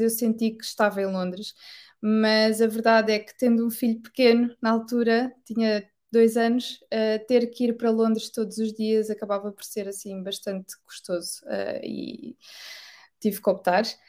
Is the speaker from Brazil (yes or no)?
no; Portugal; first language Portuguese; moved away as an adult; also born or lived in Amsterdam, Netherlands; now in United Kingdom; sendo portuguesa